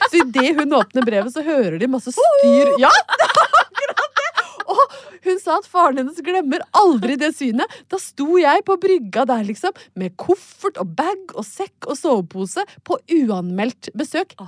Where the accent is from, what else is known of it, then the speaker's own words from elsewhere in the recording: Brøttum, Innlandet, Norway; moved away; har jeg vært hjemme på Brøttum